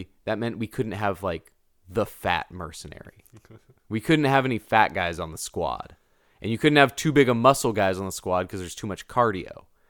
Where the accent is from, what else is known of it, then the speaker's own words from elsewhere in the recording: Healdsburg, California, United States; So, when I was growing up in Healdsburg, California, there was this neighborhood out by the river called Rio Lindo.